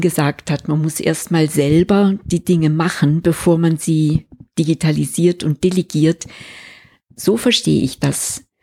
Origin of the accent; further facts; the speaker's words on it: Switzerland; bei uns in der Schweiz